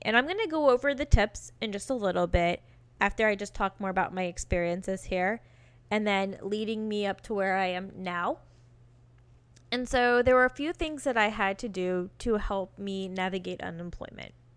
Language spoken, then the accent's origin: English; Virginia, United States; moved away as an adult; also born or lived in California; I got my first job and I got the hell out of Virginia and moved to California